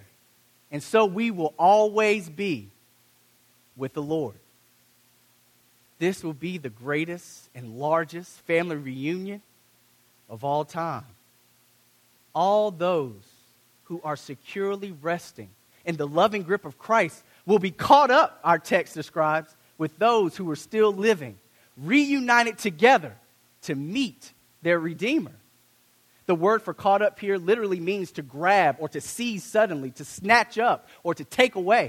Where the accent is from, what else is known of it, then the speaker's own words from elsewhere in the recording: United States; I'm African American